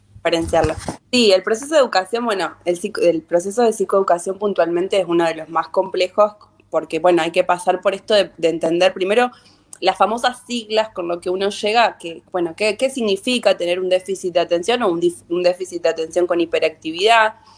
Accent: Sarmiento, Santa Fe, Argentina; yo soy de Sarmiento, un pueblito de la provincia de Santa Fe.

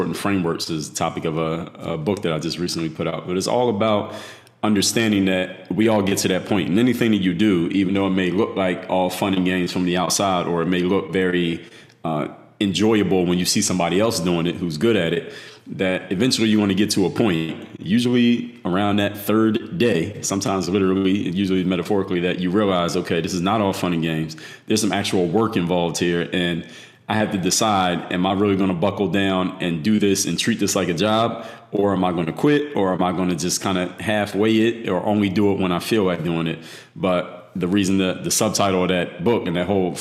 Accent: Philadelphia, Pennsylvania, United States; moved away; I'm actually originally from Philadelphia

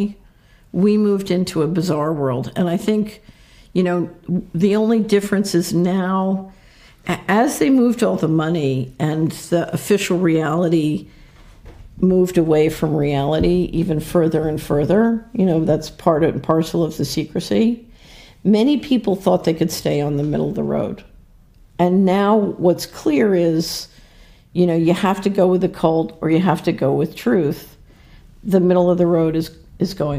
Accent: Philadelphia, Pennsylvania, United States; I grew up in Philadelphia

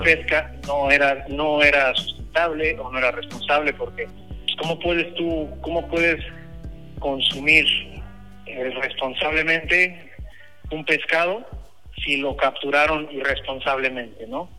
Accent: Veracruz, Mexico; yo nací en Veracruz, yo soy de Veracruz.

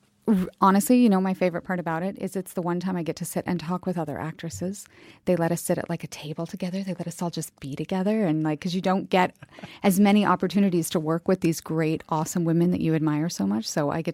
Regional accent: United States; I'm American.

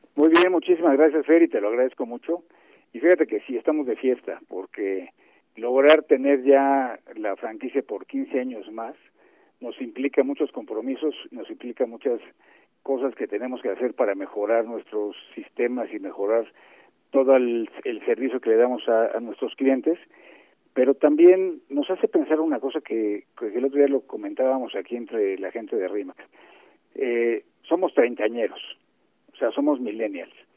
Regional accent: Mexico; así somos los mexicanos.

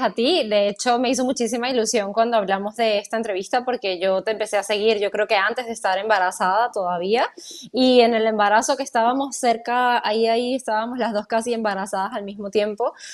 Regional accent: Venezuela; moved away; yo soy venezolana, mi familia no está cerca

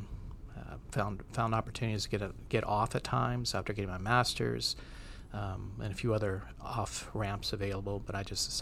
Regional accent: Minnesota, United States; moved away; I'm from Minnesota

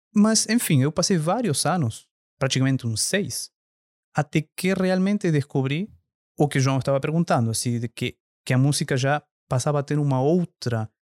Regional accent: Argentina; Portuguese is a second language; moved away as an adult; now in Brazil; sou natural da Argentina, mas morando aqui no Brasil já há 15 anos

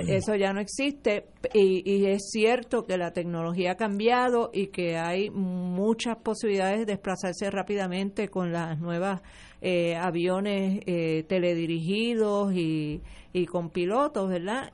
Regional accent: Puerto Rico; tenemos una nación puertorriqueña

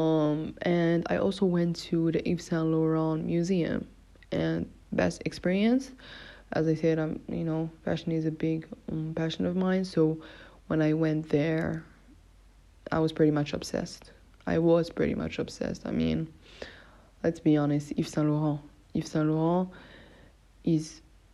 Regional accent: Morocco; I'm Moroccan. I'm from Morocco

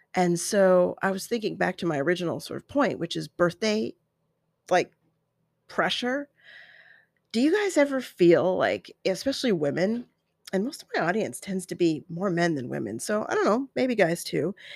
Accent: Colorado, United States; now in desert valley, United States; growing up in Colorado

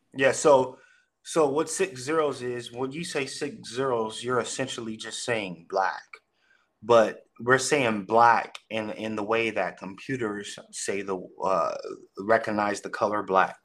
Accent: Long Beach, California, United States; born and raised in Long Beach, California. So I'm a Cali boy

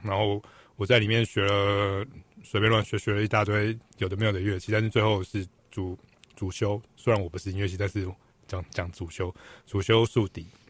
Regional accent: Taiwan; 我们台湾人

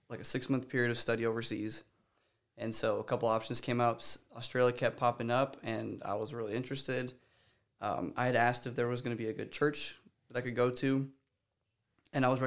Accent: Guatemala; I wouldn't have traded growing up in Guatemala. I love those people. Um, that was we never we never had to learn Spanish or English. It was just that's we grew up speaking.

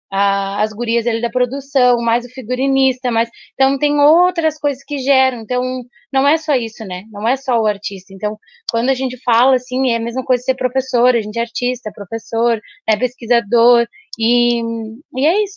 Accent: Bagé, Rio Grande do Sul, Brazil; now in Pelotas, Brazil; desde que a gente veio morar aqui em Pelotas, que a gente não é daqui, a gente é de Bagé

